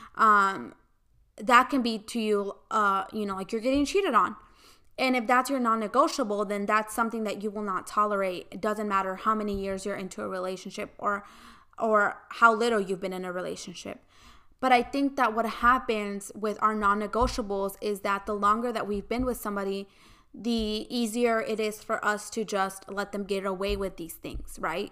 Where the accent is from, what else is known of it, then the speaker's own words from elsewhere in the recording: United States; I grew up in the United States